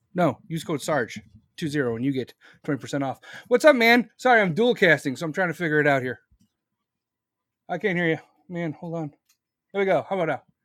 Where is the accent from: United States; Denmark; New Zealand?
United States; I'm not from Israel. You see this fucking hat? This is America.